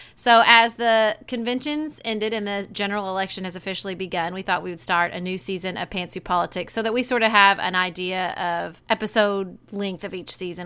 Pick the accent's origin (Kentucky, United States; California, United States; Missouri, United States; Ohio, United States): Kentucky, United States; We are sorority sisters from Kentucky.